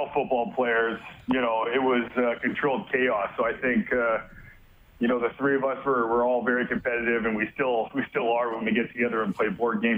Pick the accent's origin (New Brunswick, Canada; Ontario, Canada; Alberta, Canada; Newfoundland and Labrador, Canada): Alberta, Canada; Edmonton; I loved living and growing up in Edmonton